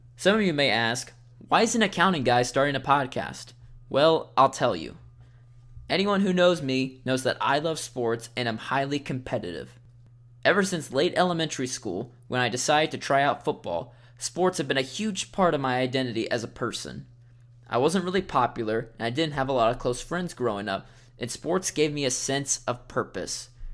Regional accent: Nashville, Tennessee, United States; moved away as an adult; also born or lived in Ohio; I grew up in the Nashville area

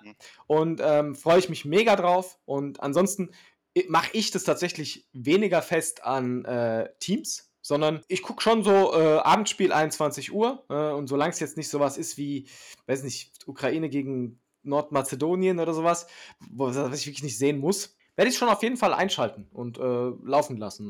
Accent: Germany; Deutschland ist halt das Land, wo ich geboren bin

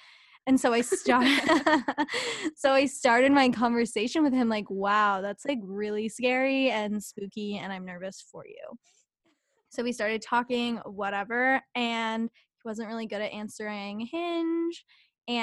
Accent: New Jersey, United States; And I'm from Jersey

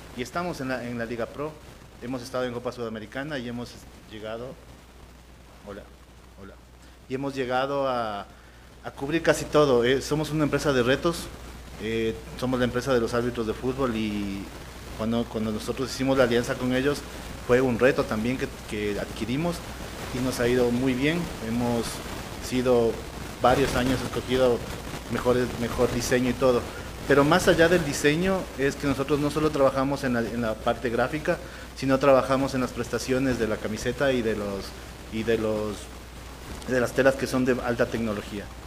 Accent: Quito, Pichincha, Ecuador; me da gusto como quiteño

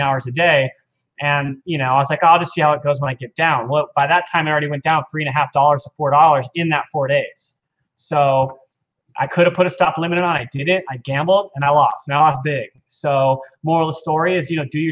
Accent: Cerritos, California, United States; also born or lived in Aliso Viejo, California / Huntington Beach, California; I grew up in Cerritos, which is next to Long Beach

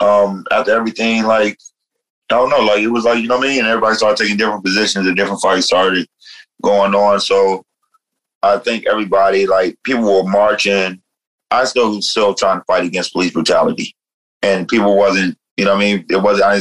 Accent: New Jersey, United States; moved away; When I came out here from New Jersey, I came out here during City Hall, during the Occupy City Hall movement.

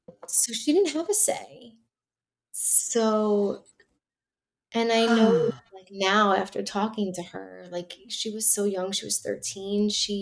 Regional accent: New York City, New York, United States; born there; I was born in Lenox Hill Hospital

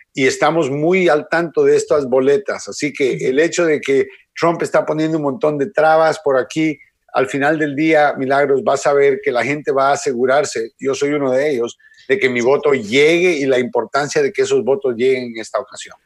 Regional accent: Miami, Florida, United States; also born or lived in Guatemala; yo me crié en Miami

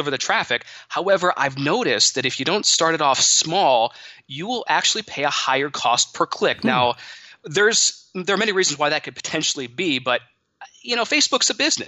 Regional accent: Monroe, Michigan, United States; I grew up in Monroe, Michigan

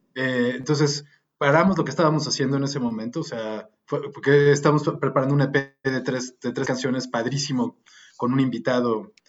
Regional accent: Mexico; como mexicanos, como músicos

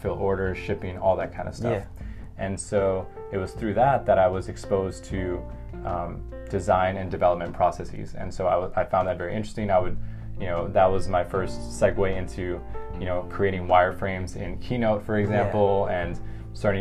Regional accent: Miami, Florida, United States; also born or lived in Washington, D.C. / Shanghai, China; now in New York City, United States; originally I'm from Miami, lived in a couple other places such as DC, Shanghai, China, and now New York City, where I've been based for about 3 years now.

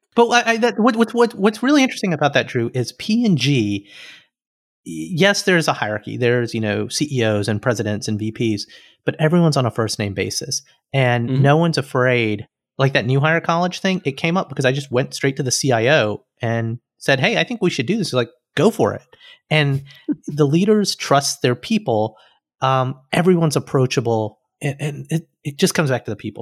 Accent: Alabama, United States; moved away as an adult; also born or lived in Cincinnati; I was an engineer from Alabama

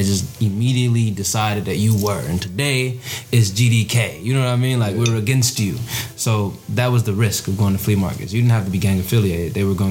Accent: Tanzania; Nah, we're not fucking Ethiopian, motherfucker. I'm from Tanzania.

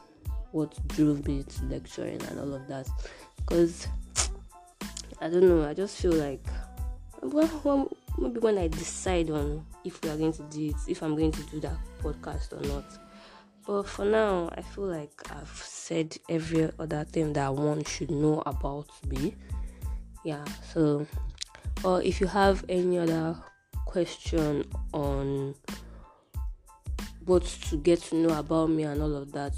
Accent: Iwo, Osun, Nigeria; I'm from Iwo, Osun State, Nigeria

